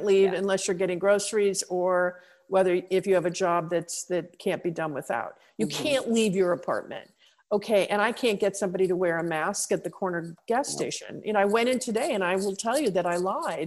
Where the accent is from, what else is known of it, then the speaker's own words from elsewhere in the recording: United States; I, as an American